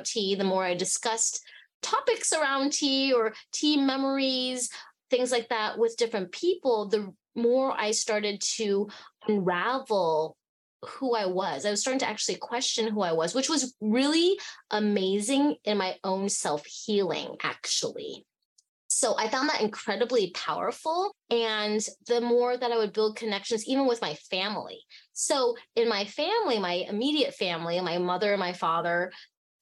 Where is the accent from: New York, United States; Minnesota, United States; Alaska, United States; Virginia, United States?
Alaska, United States; Fairbanks; also born or lived in Hong Kong; I was born in Hong Kong and I grew up in Fairbanks, Alaska